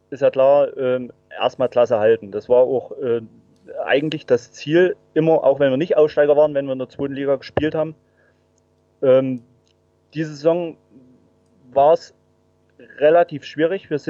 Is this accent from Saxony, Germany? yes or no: yes; Saxony, Germany; bin waschechter Erzgebirgler, ähm, wohne jetzt nicht in Aue, 80 Kilometer östlich.